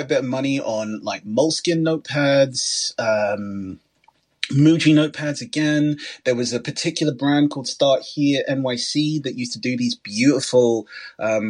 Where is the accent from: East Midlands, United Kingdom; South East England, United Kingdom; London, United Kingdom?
London, United Kingdom; As a Londoner